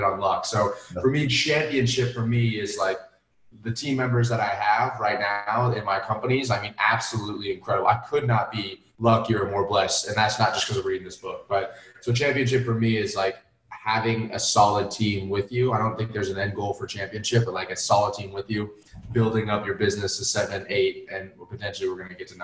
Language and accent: English; Florida, United States; also born or lived in Atlanta, Georgia; moved to Florida